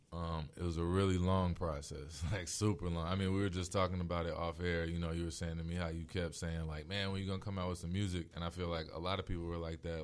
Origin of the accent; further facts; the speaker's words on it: Chicago, Illinois, United States; also born or lived in Atlanta, Georgia; raised on the South Side of Chicago, not born there. I was born in Atlanta